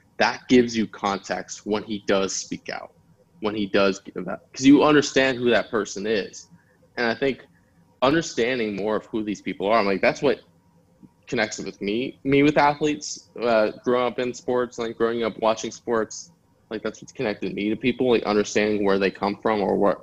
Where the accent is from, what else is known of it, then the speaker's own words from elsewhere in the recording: United States; My parents immigrated to the United States, and just sort of like understanding that experience growing up in America